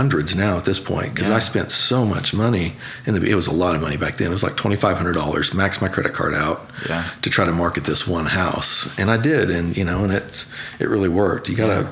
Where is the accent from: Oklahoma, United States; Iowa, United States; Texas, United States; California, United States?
Oklahoma, United States; Oklahoma City; I grew up actually in Oklahoma City, right on the verge of Bethany